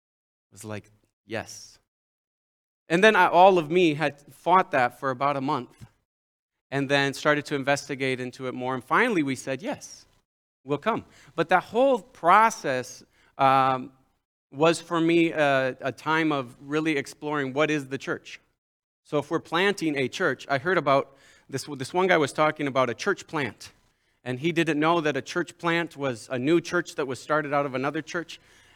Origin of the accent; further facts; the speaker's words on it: Mexico; Some of you know I grew up in Mexico as a son of church planters, the only son, three sisters.